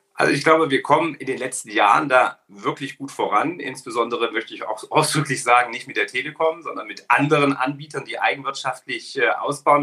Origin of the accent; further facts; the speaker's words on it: Ilmenau, Thuringia, Germany; Heimatstadt in Ilmenau, eine kleine Stadt in Thüringen